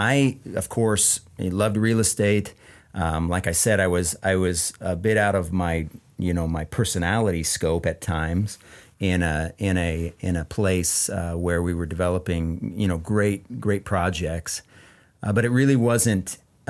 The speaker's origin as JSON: {"language": "English", "town": "Ephrata", "country": "United States", "moved": "yes", "said": "We're both from Ephrata."}